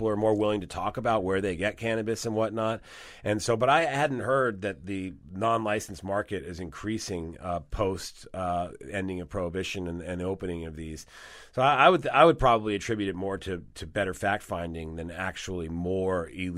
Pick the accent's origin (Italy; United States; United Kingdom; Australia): Italy; Rome, Lazio; born there; I was born in Italy, yes.